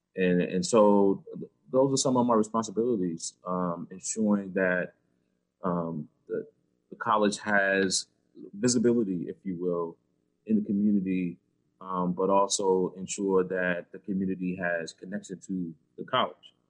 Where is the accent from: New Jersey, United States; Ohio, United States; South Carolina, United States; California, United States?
South Carolina, United States; Georgetown; now in Kansas City, United States; I, grew up in South Carolina on the coast, uh, Georgetown, South Carolina, which is uh, 30 miles south of Myrtle Beach